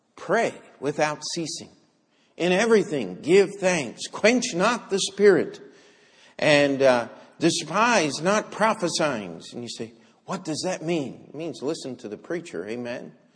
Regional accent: United States; I'm an American

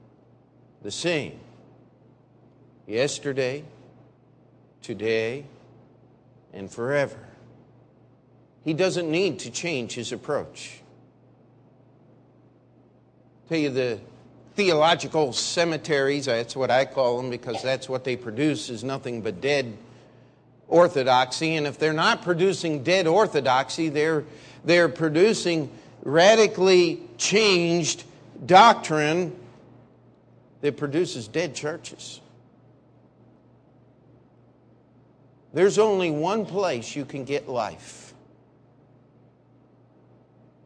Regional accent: Maryland, United States; the area where I grew up there in Maryland

